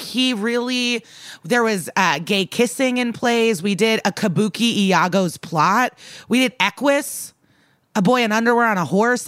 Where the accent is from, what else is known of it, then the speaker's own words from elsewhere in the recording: Skokie, Illinois, United States; me and Skokie years apart, both remember our high school bagels very fondly